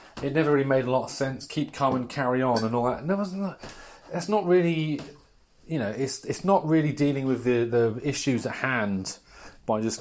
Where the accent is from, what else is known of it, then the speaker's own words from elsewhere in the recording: near Great Yarmouth, East of England, United Kingdom; I grew up near Great Yarmouth